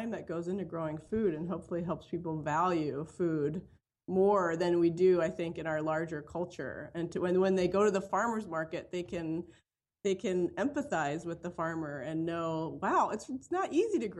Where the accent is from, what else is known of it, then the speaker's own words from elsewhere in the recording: Philadelphia, Pennsylvania, United States; now in Madison, United States; I grew up actually in Philadelphia in a row home in a really urban area